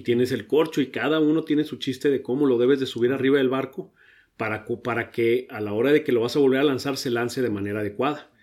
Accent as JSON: {"language": "Spanish", "town": "Ensenada", "region": "Baja California", "country": "Mexico", "tie": "born or raised there", "also_born_or_lived": "Mexico City / Monterrey / Sydney, Australia / Germany", "said": "yo llegué a Ensenada de tres años, entonces me considero ensenadense, aunque no nací aquí"}